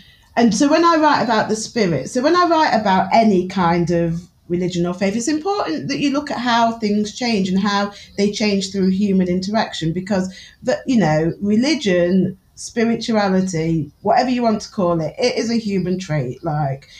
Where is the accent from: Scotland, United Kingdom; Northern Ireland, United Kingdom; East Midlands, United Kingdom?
East Midlands, United Kingdom; Newark-on-Trent; accent: Newark; I'm from Newark." Like, I speak with a very Newark accent